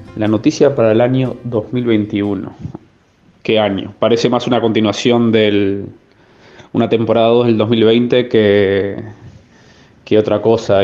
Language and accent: Spanish; Uruguay; moved away; nosotros que somos uruguayos y estamos acostumbrados a vivir con tasas de inflación altas